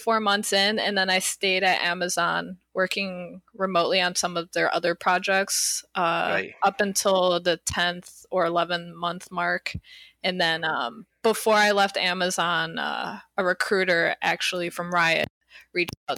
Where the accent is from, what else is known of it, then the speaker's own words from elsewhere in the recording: Detroit, Michigan, United States; moved away as an adult; also born or lived in Illinois / Irvine, California; now in Los Angeles, United States; I'm originally from the Detroit area, Detroit, Michigan